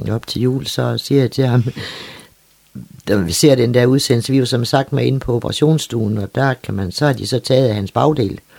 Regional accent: Copenhagen, Capital Region of Denmark, Denmark; jeg er jo født og opvokset i København

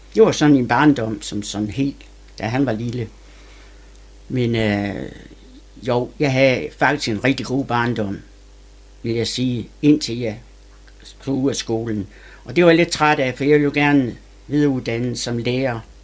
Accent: Sæby, North Denmark Region, Denmark; also born or lived in Aalborg / Haderslev; Og der blev jeg adopteret af min mor, da jeg var to og halvt år, og kom til Sæby

